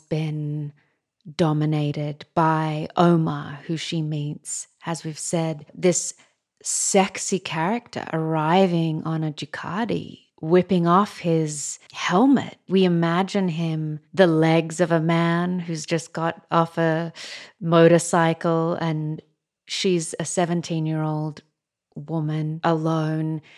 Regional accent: Australia; as an Australian

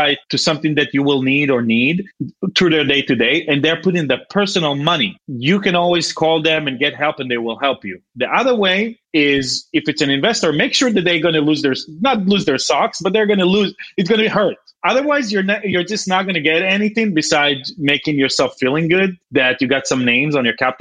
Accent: Israel; moved away; growing up in Israel

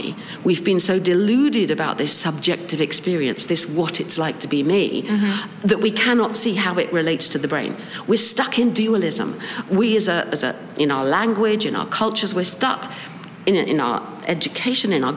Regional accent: England, United Kingdom; as you can tell from my voice, I come from England

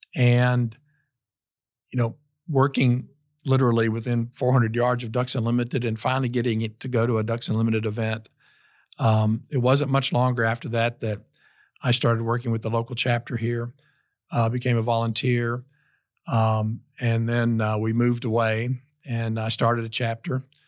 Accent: Tennessee, United States; also born or lived in Iowa / Knoxville, Tennessee; I was born in Iowa, of all places, in the heartland of America. And, um, you know, when I was about ten years old, our family moved to Tennessee

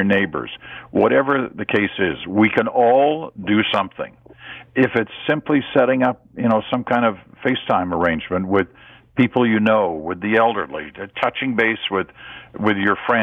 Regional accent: Ottawa, Ontario, Canada; also born or lived in England / Churchill, Manitoba; we came over from England. I was kind of 8 or 10 years old before I really got into hockey, and it was the late 1950s. And we were in Ottawa

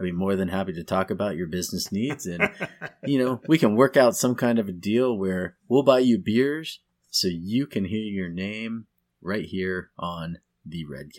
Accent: California, United States; I'm going to go completely selfish here because I came from the Bay Area and I'm going to go Pac-12.

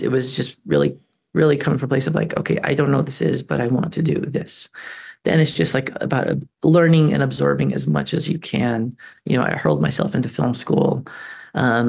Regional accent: New Mexico, United States; moved away as an adult; I grew up on the Navajo reservation

